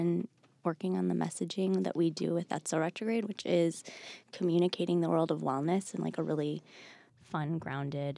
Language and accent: English; Bloomfield Hills, Michigan, United States; Outside of Detroit.